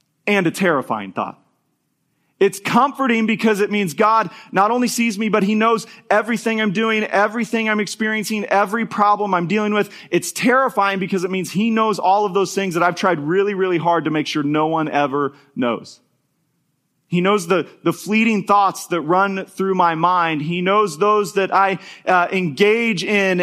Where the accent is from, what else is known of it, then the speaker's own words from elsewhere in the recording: Topeka, Kansas, United States; moved away; where I grew up in Topeka